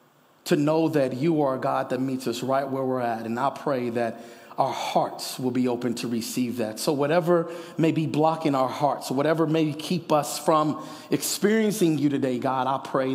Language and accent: English; Kansas City, United States; now in Denver, United States; I'm from Kansas City